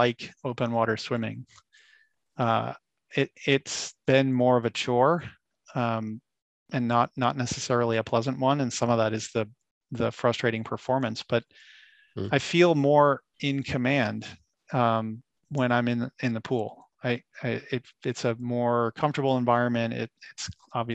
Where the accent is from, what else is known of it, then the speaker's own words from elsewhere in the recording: Florida, United States; moved away; I grew up in Florida.